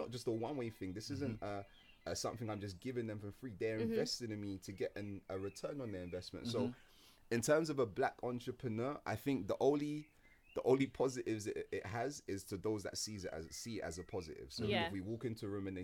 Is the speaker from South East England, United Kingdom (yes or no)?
no; Croydon, London, United Kingdom; growing up in Croydon